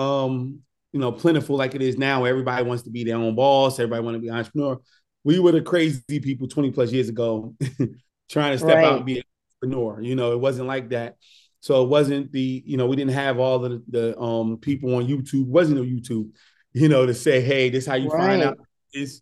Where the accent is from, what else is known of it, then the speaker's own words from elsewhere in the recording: Newark, New Jersey, United States; growing up in Newark